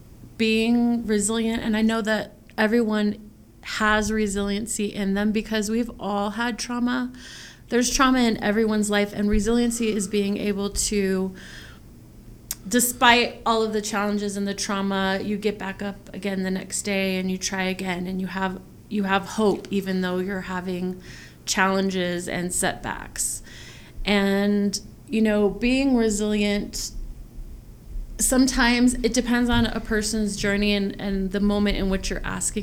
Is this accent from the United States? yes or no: yes; Aurora, Colorado, United States; I am a Aurora, Colorado native, so I was born and raised in Aurora